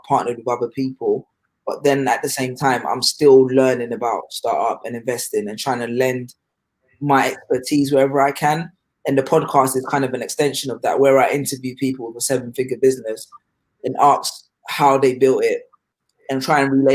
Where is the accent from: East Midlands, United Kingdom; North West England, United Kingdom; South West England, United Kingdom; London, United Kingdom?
London, United Kingdom; also born or lived in Ghana / Sheffield; I grew up in London. My family's originally from Ghana, but most of my although I spent time in Ghana when I was younger, most of my identity has been shaped by my time in London, particularly North London, Wood Green